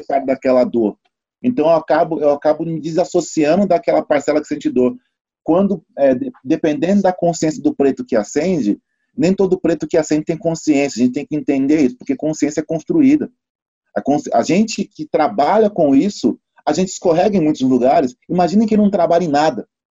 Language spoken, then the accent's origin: Portuguese; São Paulo, Brazil; Eu sou de São Paulo, Zona Sul. BM22 Osana Sul, Capão Redondo e Grajaú